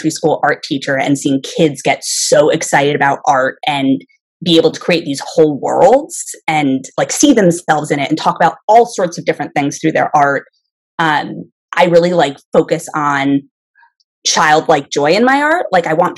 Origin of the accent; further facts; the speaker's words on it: Connecticut, United States; now in Florida, United States; I grew up in Connecticut, and I spent a lot of time in the woods.